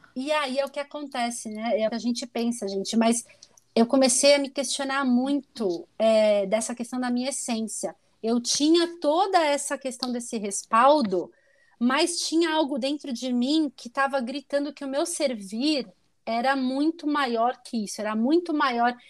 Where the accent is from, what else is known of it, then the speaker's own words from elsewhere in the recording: São Paulo, Brazil; moved away as an adult; also born or lived in Porto Alegre; Morei em Porto Alegre, sou originalmente paulista